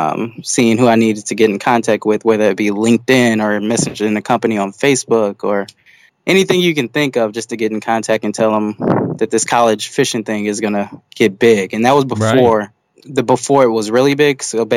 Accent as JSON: {"language": "English", "town": "Houston", "region": "Texas", "country": "United States", "tie": "born or raised there", "also_born_or_lived": "Davenport, Iowa", "moved": "as an adult", "lives_now": "Orlando, United States", "said": "Yes, I grew up in Houston, Texas."}